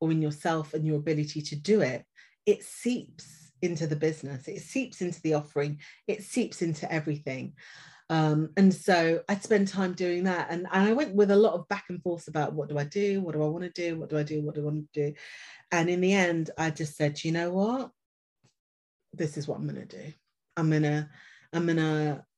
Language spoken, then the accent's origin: English; Leicester, East Midlands, United Kingdom; moved away as an adult; now in London, United Kingdom; I'm originally from Leicester